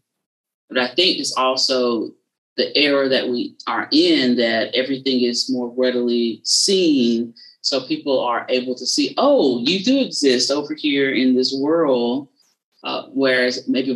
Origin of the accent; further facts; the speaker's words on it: South Carolina, United States; I'm from South Carolina, but I'm right on the border of Georgia is where I'm from